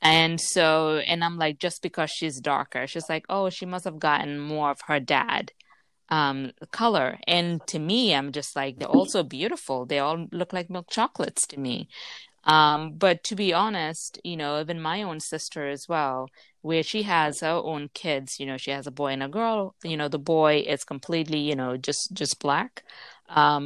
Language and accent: English; Gambia; now in United States; growing up in the Gambia